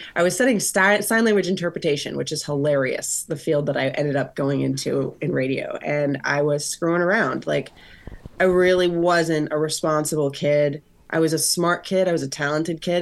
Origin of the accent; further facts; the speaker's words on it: Florida, United States; I grew up in Florida.